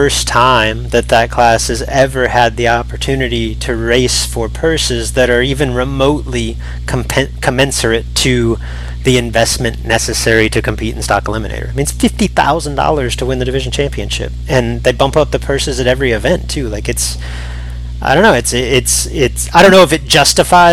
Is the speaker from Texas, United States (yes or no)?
yes; North Texas, United States; The biggest event in our area, growing up in North Texas, was called the Texas Shootout